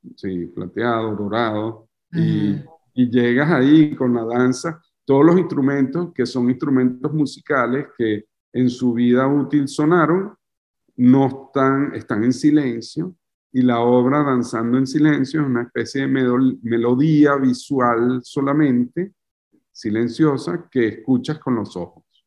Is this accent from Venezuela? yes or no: yes; Venezuela; moved away as an adult; now in France; Soy un artista venezolano